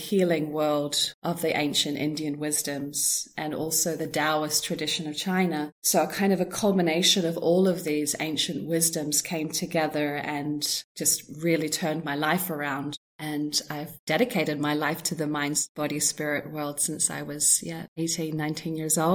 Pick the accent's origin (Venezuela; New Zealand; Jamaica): New Zealand; I was brought up in New Zealand, and that was kind of my foundational years